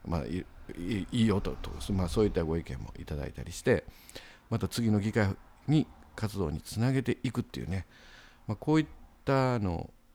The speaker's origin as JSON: {"language": "Japanese", "town": "Osakasayama", "region": "Osaka", "country": "Japan", "tie": "born or raised there", "lives_now": "Sakai, Japan", "said": "僕の実家はですねあの大阪狭山市にありまして"}